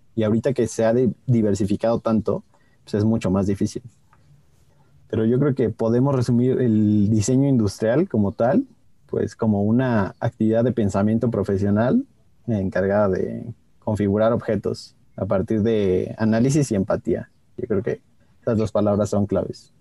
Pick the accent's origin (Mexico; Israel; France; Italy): Mexico